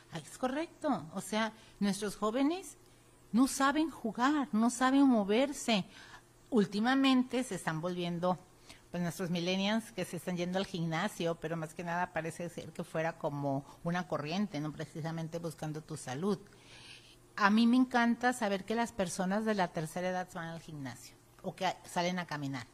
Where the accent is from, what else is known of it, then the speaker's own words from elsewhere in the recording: Mexico; los mexicanos no tenemos la cultura de la prevención